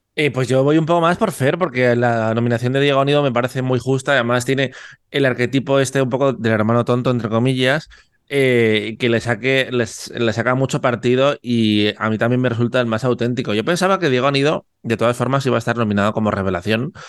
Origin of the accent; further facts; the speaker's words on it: Cantabria, Spain; Yo no soy vasco, yo soy de Cantabria